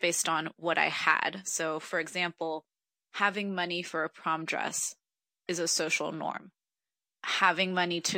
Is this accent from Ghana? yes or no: no; Morelia, Michoacán, Mexico; also born or lived in United States; now in New York City, United States; I was born in Morelia, Michoacán, in Mexico, and I'm currently in New York